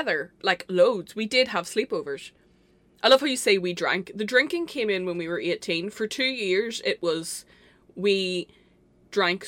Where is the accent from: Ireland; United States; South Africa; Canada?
Ireland; our hometown